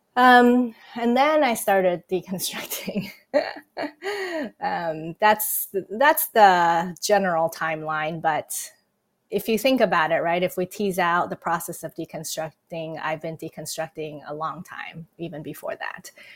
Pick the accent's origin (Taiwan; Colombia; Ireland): Taiwan; moved away; I was born and raised in Taiwan, and yes, I grew up in an irreligious home.